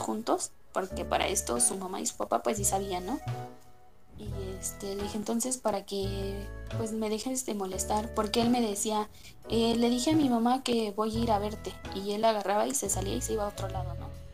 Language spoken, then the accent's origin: Spanish; Tlaxcala, Mexico; yo soy de Tlaxcala